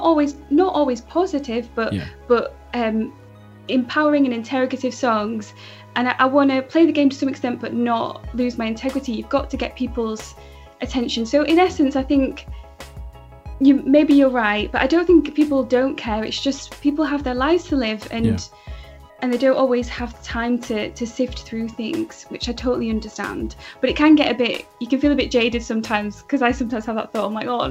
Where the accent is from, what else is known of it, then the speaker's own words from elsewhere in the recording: Manchester, North West England, United Kingdom; So I was born in Manchester, a different part of the north of England. I grew up with me, my mum, my sister.